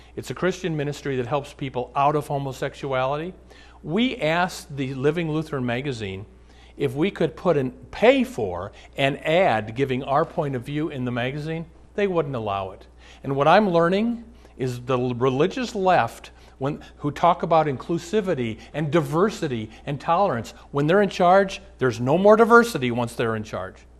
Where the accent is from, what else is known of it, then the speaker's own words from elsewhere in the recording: Omaha, Nebraska, United States; now in Twin Cities, United States; I'm from Omaha